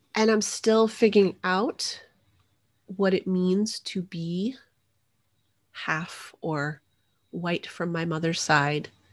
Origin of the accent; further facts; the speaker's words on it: New Mexico, United States; moved away as an adult; also born or lived in Atlanta, Georgia; now in Mississippi, United States; I left New Mexico when I got married